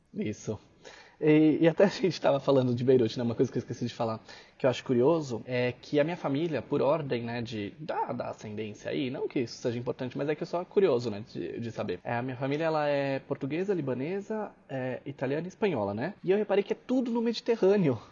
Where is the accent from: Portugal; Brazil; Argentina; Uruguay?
Brazil; eu sou brasileiro